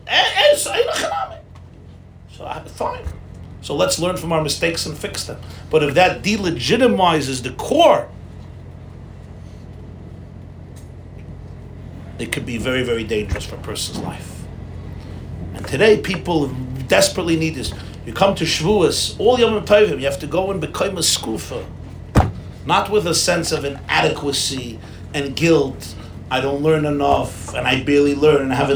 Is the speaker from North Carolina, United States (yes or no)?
no; New York City, New York, United States; I grew up in Crown Heights